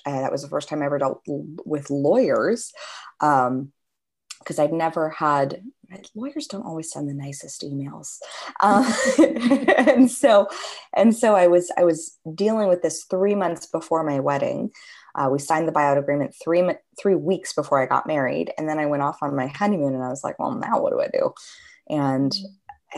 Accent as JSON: {"language": "English", "town": "Los Angeles", "region": "California", "country": "United States", "tie": "born or raised there", "said": "growing up in Los Angeles"}